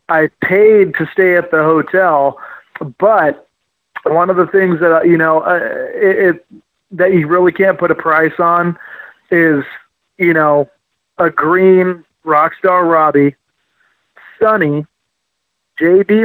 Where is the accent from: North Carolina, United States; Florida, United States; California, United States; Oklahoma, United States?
California, United States; we're we're Cali kids. I came from California